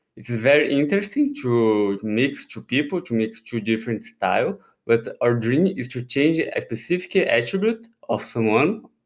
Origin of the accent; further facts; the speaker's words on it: Brazil; moved away as an adult; now in Paris, France; I'm originally from Brazil, although I have these Japanese names